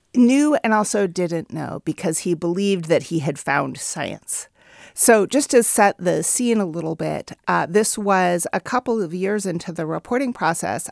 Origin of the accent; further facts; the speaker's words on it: Oakland, California, United States; my hometown of Oakland